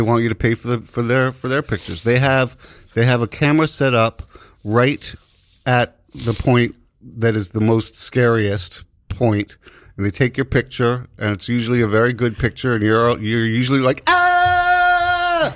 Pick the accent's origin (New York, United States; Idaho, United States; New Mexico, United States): New York, United States; as a New Yorker